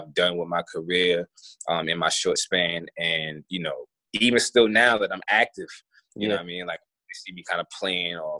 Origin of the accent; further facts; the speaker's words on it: South Carolina, United States; moved away as an adult; also born or lived in Melbourne, Australia; I come from South Carolina